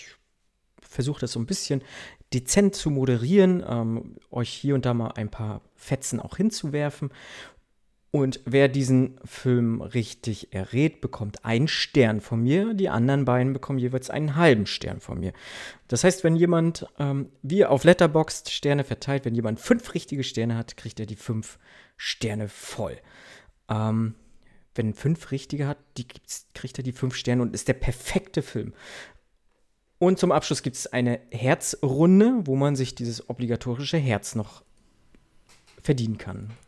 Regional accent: East Germany, Germany; Also ich komme aus dem Osten, ich muss mich damit zufrieden geben, was es gibt

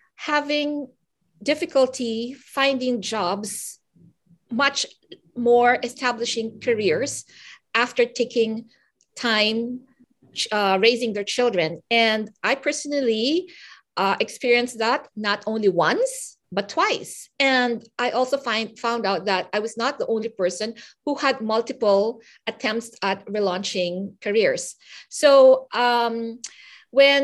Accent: Philippines; now in Vancouver, Canada; I come from the Philippines

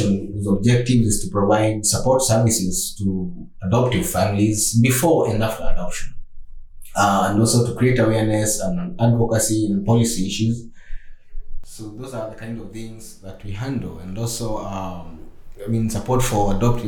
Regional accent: Kenya; I'm from Kenya. I've got a wife and two kids. They're back home

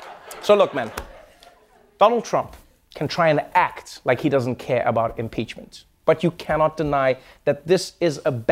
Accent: Kenya; born there; I was born in Kenya.

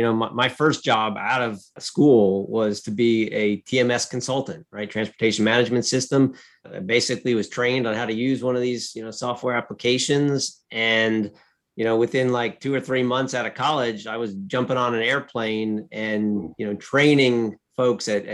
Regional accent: Woodbridge, New Jersey, United States; now in Pittsburgh, United States; I grew up in Central Jersey, often unknown to most, because you typically hear folks from North Jersey or South Jersey, but I was from Central Jersey, and the town was called Woodbridge

